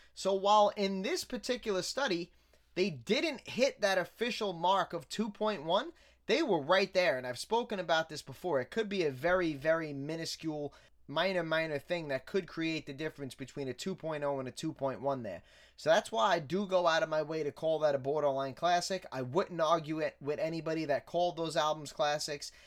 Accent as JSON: {"language": "English", "town": "New York City", "region": "New York", "country": "United States", "tie": "born or raised there", "said": "I grew up in Staten Island"}